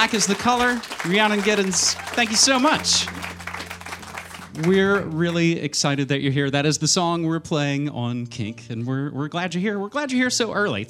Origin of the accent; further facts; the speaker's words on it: West Virginia, United States; I'm from West Virginia